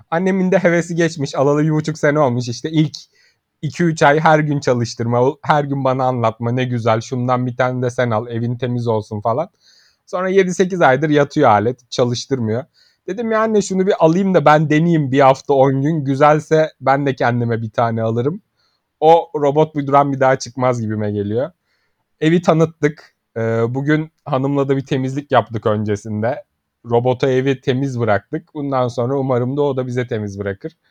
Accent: Turkey; Biz de Türk'üz be kardeşim. İş makinesi izlemeye bayılırız biz

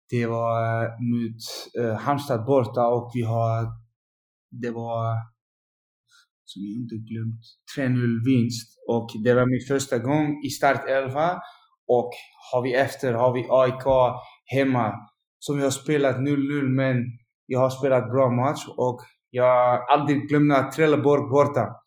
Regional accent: Utrecht, Netherlands; Swedish is a second language; also born or lived in Malmö; Ja, Utrecht är min klubb, jag, jag kommer från Utrecht. Och um, jag jobbar i Utrecht nu fem år.

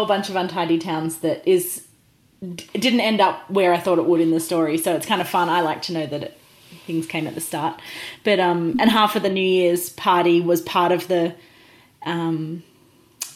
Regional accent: outside of Geelong, near Melbourne, Victoria, Australia; now in Tasmania, Australia; I grew up outside of Geelong, which is near Melbourne, but it wasn't really a town.

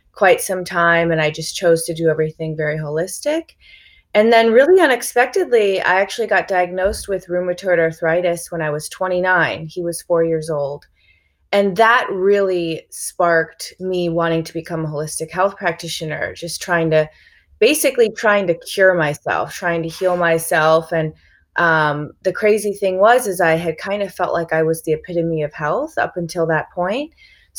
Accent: Chicago, Illinois, United States; now in California, United States; I grew up in Chicago, just in like a standard American Midwestern kind of environment

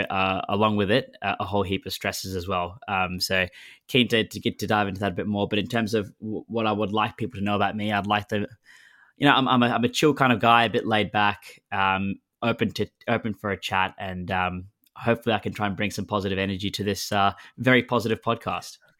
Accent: Melbourne, Victoria, Australia; moved away as an adult; now in London, United Kingdom; I was born and raised in Melbourne

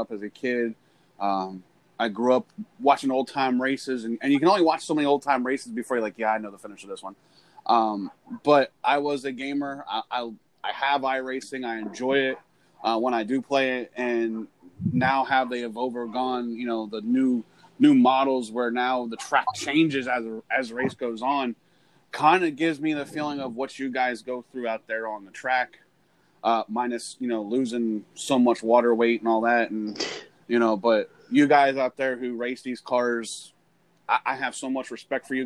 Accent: Pennsylvania, United States; I'm from Pennsylvania

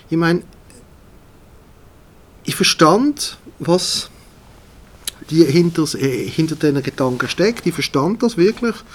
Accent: Switzerland; Ich bin auch Schweizer in erster Linie.

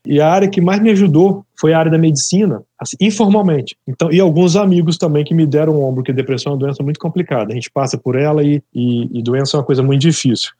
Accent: interior of Espírito Santo, Brazil; moved away; eu sou de uma cidade do interior do Espírito Santo

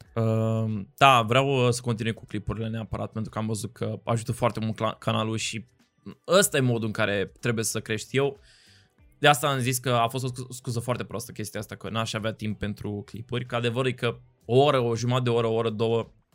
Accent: Cluj-Napoca, Cluj County, Romania; moved away as an adult; now in Bucharest, Romania; am copilărit acolo, am crescut, am ajuns la București

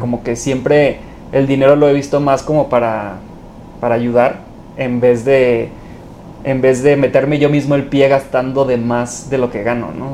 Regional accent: Los Mochis, Sinaloa, Mexico; moved away as an adult; now in Mexico City, Mexico; Orgullosamente de los mochis

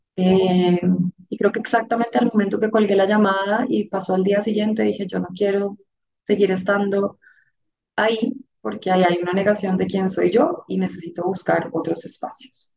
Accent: Bogotá, Colombia; la mayor de cuatro hermanos, de una familia muy bonita a la que pertenezco, bogotana

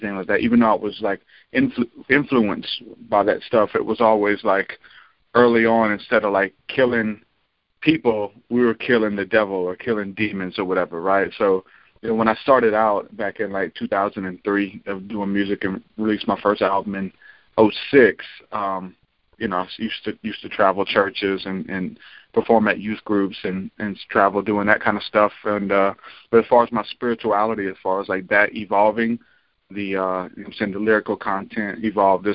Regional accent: New Orleans, Louisiana, United States; now in Alabama, United States; I'm actually from New Orleans, but I've been here since like 2000 for good

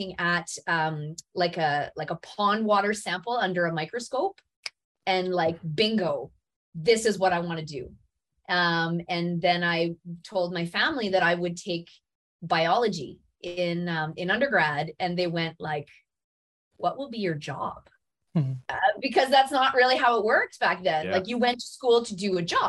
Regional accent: Smooth Rock Falls, Ontario, Canada; now in Sudbury, Canada; I grew up north of Timmins in a tiny little town called Smooth Rock Falls

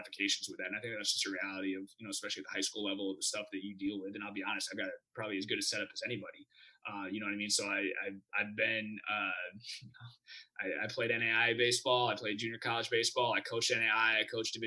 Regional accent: Midwest, United States; moved away; I'm from the Midwest originally

